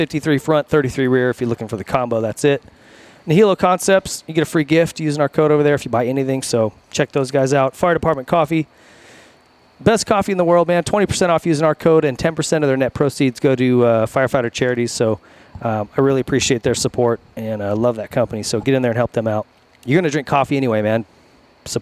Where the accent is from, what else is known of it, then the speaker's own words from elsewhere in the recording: Montana, United States; moved away as an adult; now in California, United States; I'm from Montana